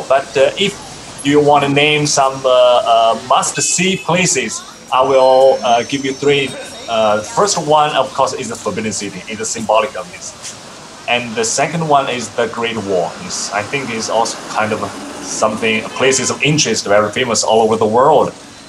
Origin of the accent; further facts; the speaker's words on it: Beijing, China; English is a second language; I'm from Beijing, this city.